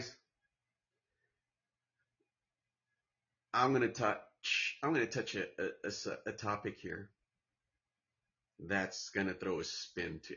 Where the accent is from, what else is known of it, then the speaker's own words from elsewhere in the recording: Santa Ana, California, United States; also born or lived in Orange, California / Mexico; my hometown, Santana, California, in the county of Orange